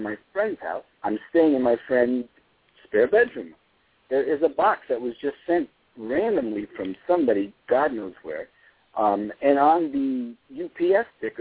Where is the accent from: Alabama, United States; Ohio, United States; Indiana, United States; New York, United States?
New York, United States; New York City; My phone number where I grew up in Brooklyn was 718-763-0792.